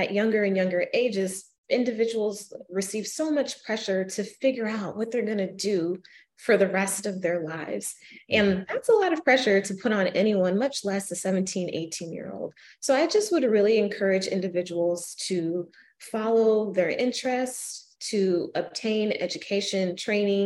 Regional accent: Arizona, United States; now in Kalamazoo, United States; my hometown in Arizona

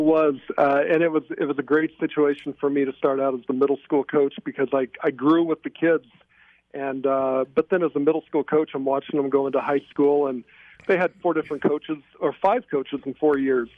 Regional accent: Indiana, United States; moved away as an adult; also born or lived in Flint, Michigan; I was born in Flint, Michigan, but I lived in Indiana for probably about first 18 years of my life

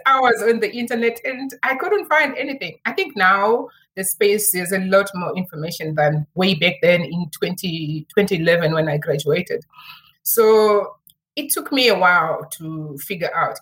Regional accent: Zimbabwe; moved away as an adult; now in Cape Town, South Africa; I'm actually originally from Zimbabwe

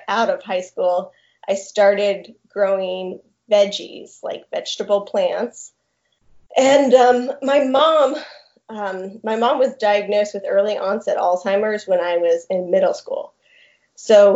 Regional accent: Tallahassee, Florida, United States; also born or lived in Colorado / Montana; I am actually from Tallahassee

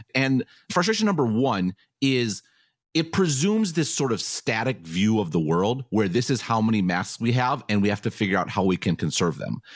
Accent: Taiwan; I'm from Taiwan

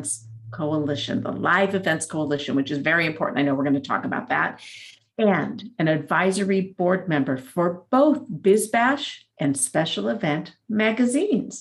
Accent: San Diego, California, United States; now in Atlanta, United States; I grew up in California, in San Diego. I'm a native, but I grew up in the mountains in San Diego

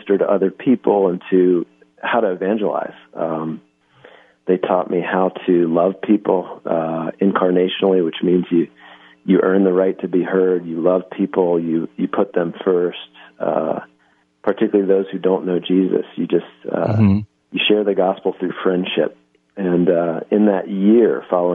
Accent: Philadelphia, Pennsylvania, United States; I'm from Philadelphia, so I actually went to high school at Lower Merion High School

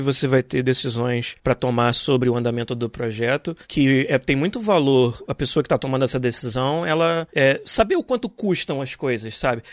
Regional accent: Niterói, Rio de Janeiro, Brazil; em Niterói, no estado do Rio, de onde eu nasci

